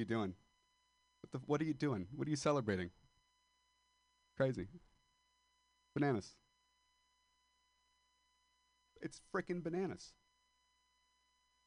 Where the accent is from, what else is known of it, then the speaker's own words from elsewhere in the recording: Modesto, California, United States; moved away; I am a dropout from Modesto, California. And I moved here to pursue comedy